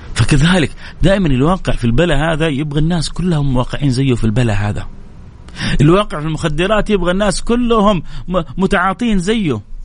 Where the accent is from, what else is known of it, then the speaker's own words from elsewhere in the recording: Saudi Arabia; عندنا في السعودية